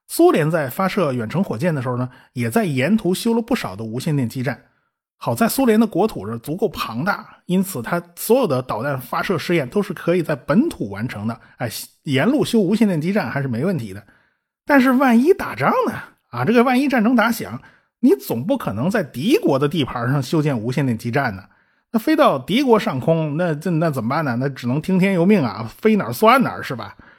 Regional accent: China; 我们中国人还是很值得自豪的啊

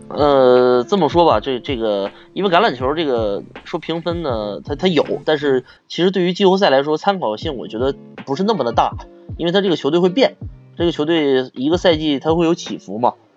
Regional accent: Harbin, Heilongjiang, China; 我是哈尔滨人

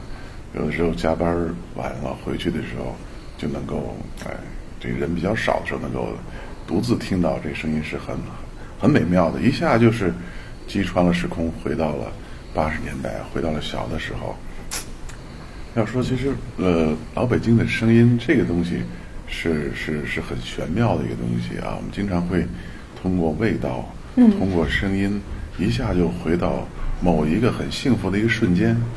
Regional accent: Beijing, China; 我是北京人，我生在北京，长在北京，但祖籍在陕西西安长安县。

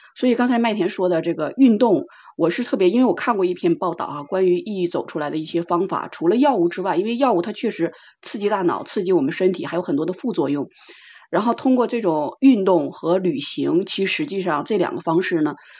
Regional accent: China; 就我们中国人说的话

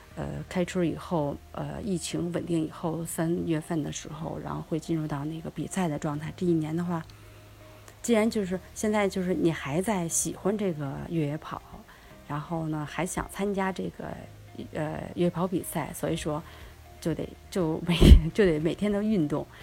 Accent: Beijing, China; also born or lived in Nankou; now in Changping, China; 自己从小在山里长大

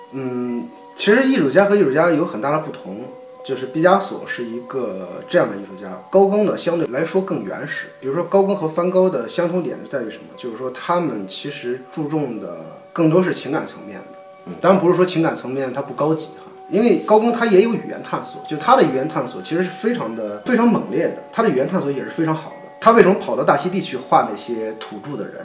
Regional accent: China; 我们中国人的教育

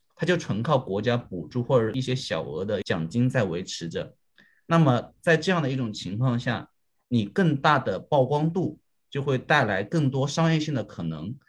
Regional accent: China; 对于我们中国人来说

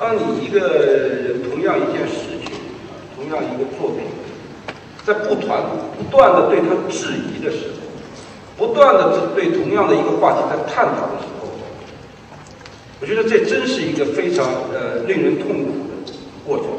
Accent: Suzhou, Jiangsu, China; 我是苏州人啊

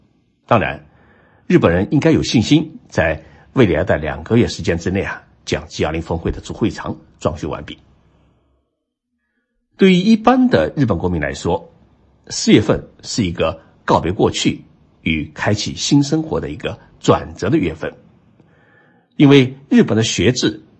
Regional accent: China; now in Tokyo, Japan; 年号对于我们中国人来说是比较久远的故事

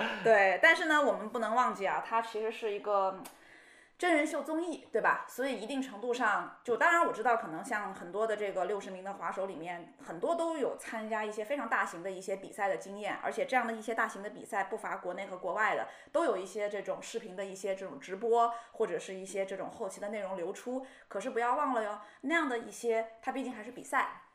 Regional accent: Shenzhen, Guangdong, China; 我本身是在深圳长大的

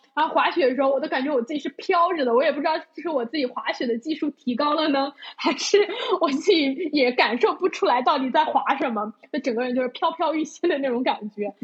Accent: Zhejiang, China; moved away as an adult; 我家是浙江的，然后浙江的冬天真的很冷

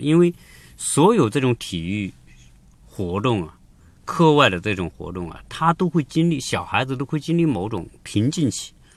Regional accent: China; 我们中国人

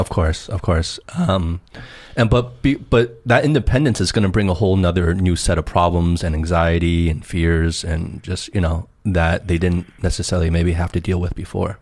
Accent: New Jersey, United States; growing up in New Jersey

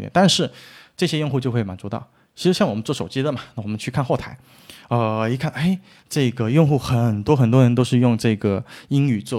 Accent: Guangdong, China; accent: Teochew; 我们潮汕话

